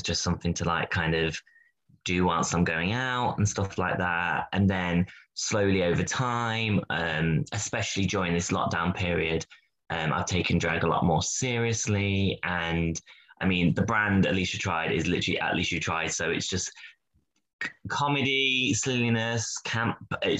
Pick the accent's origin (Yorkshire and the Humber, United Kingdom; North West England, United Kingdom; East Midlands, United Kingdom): East Midlands, United Kingdom; Derby; moved away as an adult; now in Birmingham, United Kingdom; since moving to Birmingham, because I'm originally from Derby, which is like a small city.